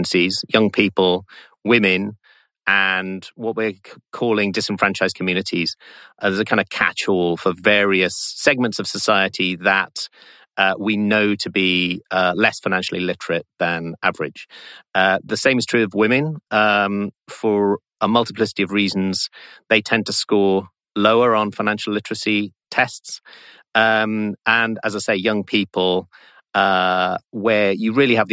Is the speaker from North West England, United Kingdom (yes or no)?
no; South Wales, United Kingdom; that experience of growing up in South Wales, relatively prosperous home, but in a relatively poor area